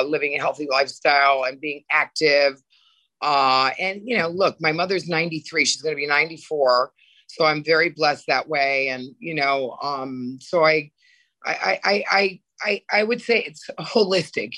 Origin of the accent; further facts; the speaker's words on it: Connecticut, United States; moved away as an adult; also born or lived in New York / Europe; I grew up in Connecticut